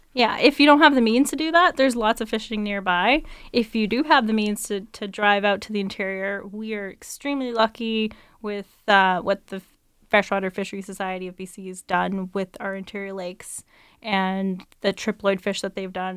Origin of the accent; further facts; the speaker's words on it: Delta, British Columbia, Canada; I grew up in North Delta